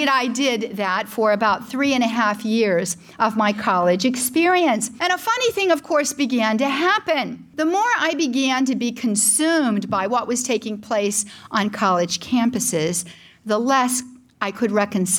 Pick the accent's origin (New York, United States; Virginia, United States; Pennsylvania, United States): Pennsylvania, United States; Pittsburgh; I was born and raised in Pittsburgh, Pennsylvania